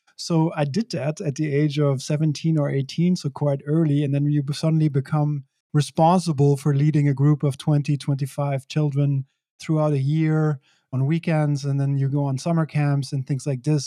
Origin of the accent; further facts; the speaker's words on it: Belgium; moved away as an adult; also born or lived in San Francisco / New York City; I grew up in Belgium.